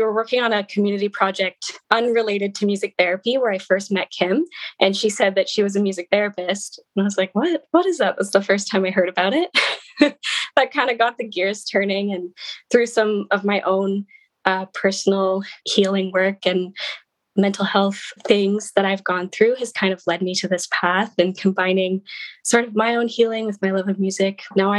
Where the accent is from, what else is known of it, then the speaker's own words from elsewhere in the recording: Kingston, Ontario, Canada; I'm originally from Kingston, Ontario.